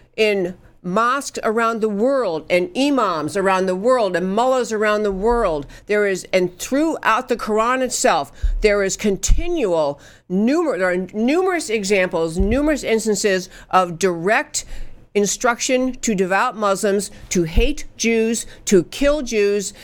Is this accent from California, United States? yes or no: no; New York, United States; I grew up in New York, so I can talk pretty fast